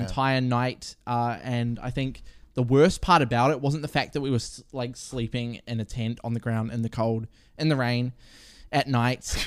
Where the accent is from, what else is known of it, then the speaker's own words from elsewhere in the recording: Murupara, Bay of Plenty, New Zealand; also born or lived in Rotorua; I was born in Rotorua. I grew up, grew up in, like, the, a, a little town called Murupata